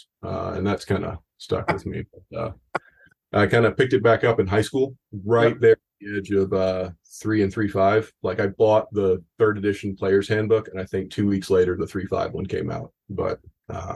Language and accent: English; a small town near Savannah, Georgia, United States; moved away; I'm originally from a small town near Savannah, Georgia.